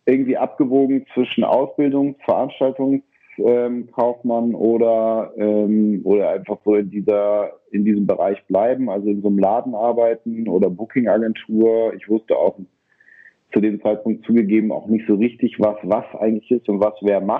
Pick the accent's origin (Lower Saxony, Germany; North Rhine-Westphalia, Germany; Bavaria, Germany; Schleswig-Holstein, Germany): North Rhine-Westphalia, Germany; Bonn; So, ich bin in Bonn aufgewachsen.